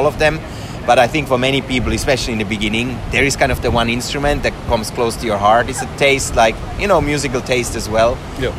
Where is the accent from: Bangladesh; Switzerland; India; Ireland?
Switzerland; moved away as an adult; also born or lived in Finland; now in Helsinki, Finland; so I'm from Switzerland originally. I moved to Finland about 10 years ago